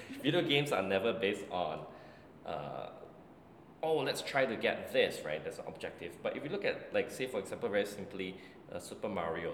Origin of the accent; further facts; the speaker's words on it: Singapore; as a Singaporean Chinese